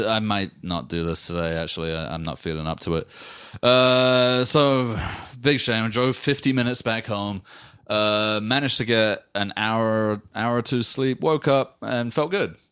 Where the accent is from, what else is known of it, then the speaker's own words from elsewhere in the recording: England, United Kingdom; moved away as an adult; now in United States; I grew up in England